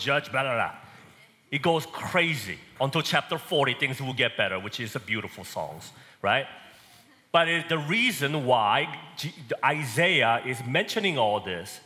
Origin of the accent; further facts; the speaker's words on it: South Korea; now in Texas, United States; So I was born and raised in Korea. Probably can tell because of my accent